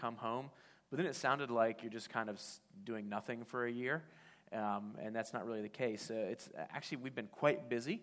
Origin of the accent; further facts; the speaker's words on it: Fairfax County, Virginia, United States; moved away as an adult; now in Chiba, Japan; And I grew up in Fairfax County, so part of this D.C. Metro area, the DMV, as it's sometimes called.